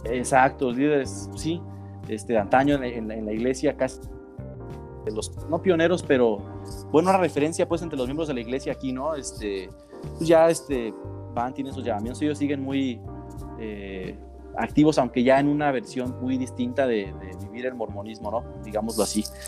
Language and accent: Spanish; Uruapan, Michoacán, Mexico; moved away as an adult; also born or lived in Playa del Carmen / Guadalajara; estuve en Uruapan, de donde soy